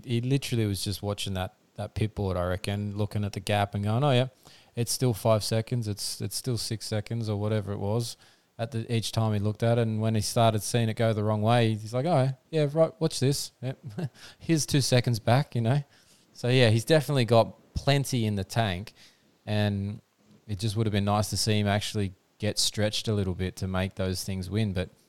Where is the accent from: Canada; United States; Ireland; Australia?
Australia; as an Aussie fan, can't complain at present.